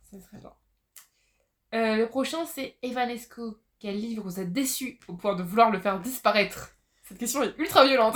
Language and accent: French; Poitiers, Nouvelle-Aquitaine, France; je viens de Poitiers